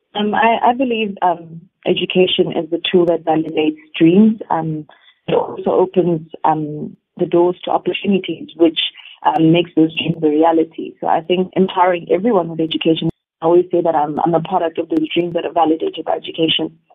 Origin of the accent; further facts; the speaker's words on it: South Africa; us as South Africans